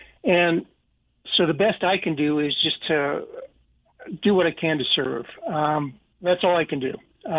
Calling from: Idaho, United States

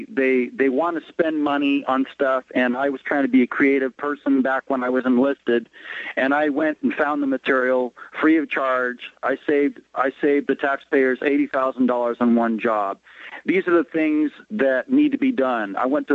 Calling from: West Sacramento, California, United States; I'm calling from West Sacramento, California.

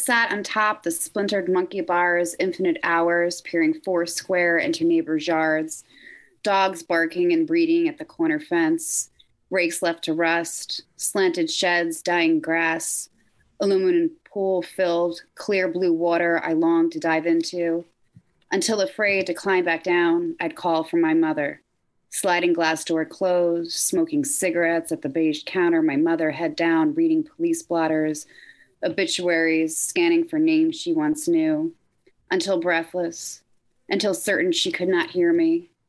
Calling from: New Jersey, United States; Oh, I'm in Jersey.

